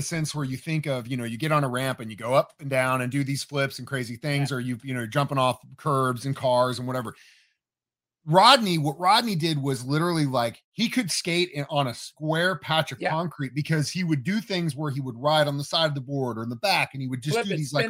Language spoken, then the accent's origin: English; Midwest, United States; a lot of people, especially growing up in the Midwest, you know, we play football, we play baseball, basketball.